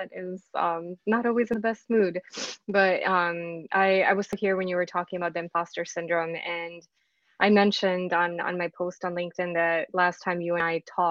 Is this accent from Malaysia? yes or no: no; Belgrade, Serbia; moved away; I'm from former Yugoslavia. I was born and raised in Belgrade, and my family and I left in 1992